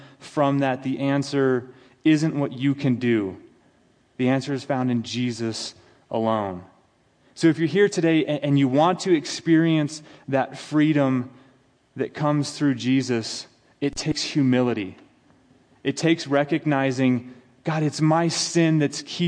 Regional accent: United States; as an American

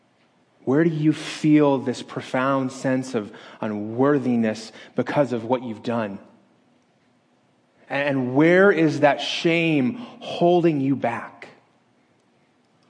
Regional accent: Las Vegas, Nevada, United States; moved away; my hometown

